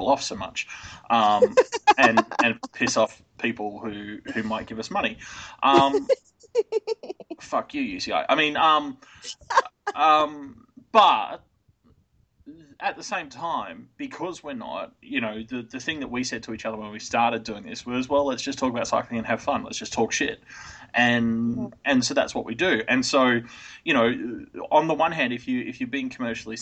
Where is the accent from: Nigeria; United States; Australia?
Australia